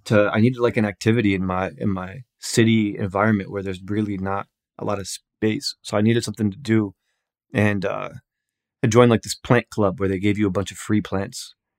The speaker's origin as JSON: {"language": "English", "town": "Newark", "region": "New Jersey", "country": "United States", "said": "I'm from Newark, New Jersey"}